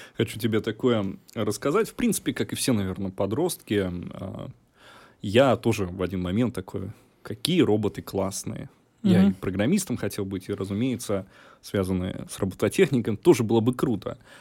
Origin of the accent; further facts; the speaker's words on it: Rostov Oblast, Russia; я из Ростовской области, и, разумеется, у меня вся семья связана была с этим всегда